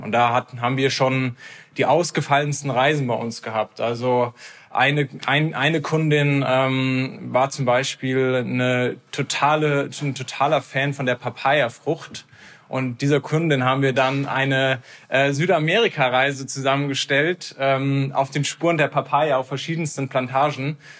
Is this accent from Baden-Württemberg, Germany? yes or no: yes; Heidelberg, Baden-Württemberg, Germany; Wir sind zusammen in Heidelberg aufgewachsen